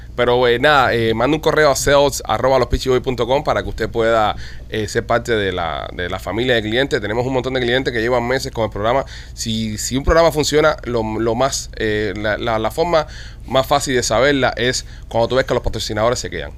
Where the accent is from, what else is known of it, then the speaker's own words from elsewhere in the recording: Cuba; somos latinos y somos cubanos